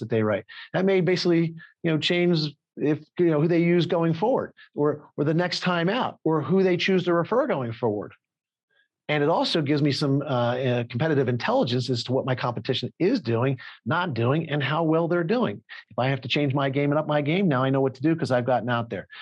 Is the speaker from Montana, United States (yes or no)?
no; Philadelphia, Pennsylvania, United States; I'm from Philadelphia